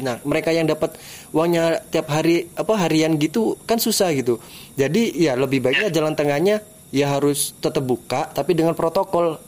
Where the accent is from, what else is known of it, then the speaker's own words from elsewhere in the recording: East Java, Indonesia; di daerah gua, bro. Di Bawean